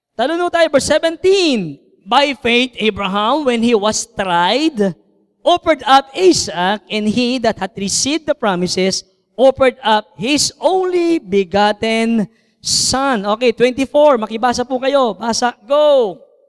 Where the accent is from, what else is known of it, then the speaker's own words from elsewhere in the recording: Santa Cruz, Calabarzon, Philippines; moved away as an adult; now in Lipa, Philippines; Ako po ay bunga ng Santa Cruz, Laguna. So ako po ang kauna-unang mission dyan po sa Santa Cruz. So ako po ay from Laguna at dinala po kami dito sa Lipa, Batangas.